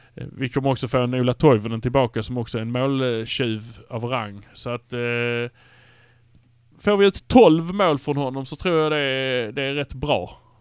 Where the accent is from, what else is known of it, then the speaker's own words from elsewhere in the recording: Malmö, Skåne, Sweden; vi är från Malmö